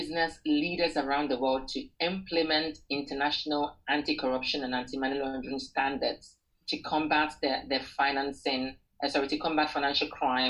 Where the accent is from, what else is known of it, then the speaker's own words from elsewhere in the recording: Ghana; moved away; I'm from Ghana originally